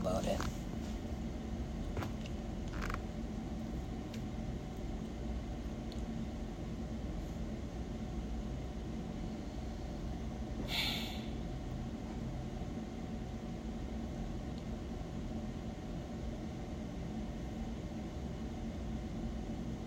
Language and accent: English; United States; I am American